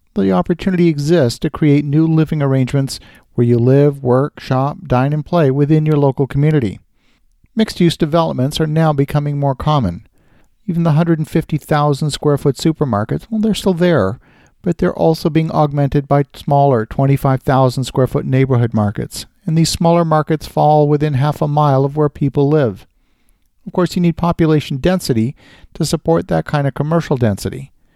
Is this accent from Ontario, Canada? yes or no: yes; Ottawa, Ontario, Canada; my hometown of Ottawa, Canada